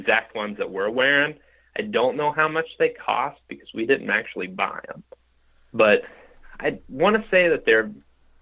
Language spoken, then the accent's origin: English; Western Ohio, United States; now in Iowa, United States; I grew up in Western Ohio